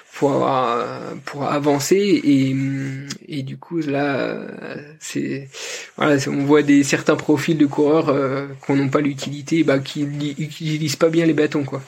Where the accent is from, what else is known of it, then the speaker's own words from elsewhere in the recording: Jura Mountains, France; je suis originaire du, massif du Jura.